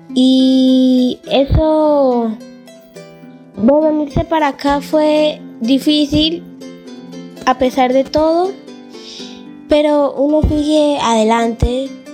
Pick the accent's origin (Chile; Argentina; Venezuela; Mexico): Venezuela; now in Colombia; soy de Venezuela.